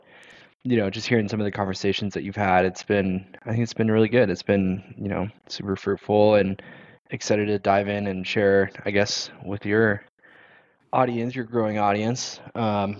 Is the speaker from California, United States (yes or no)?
yes; Pasadena, California, United States; I grew up in Southern California, in Pasadena, California